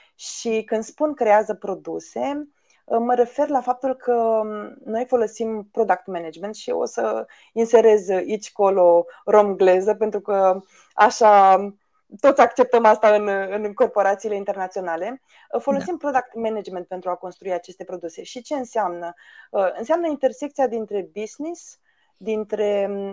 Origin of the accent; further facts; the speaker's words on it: Romania; am crescut în România